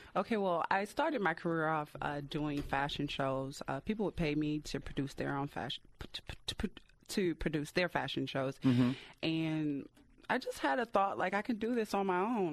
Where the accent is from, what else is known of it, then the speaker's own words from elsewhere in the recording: Detroit, Michigan, United States; detroit is my hometown city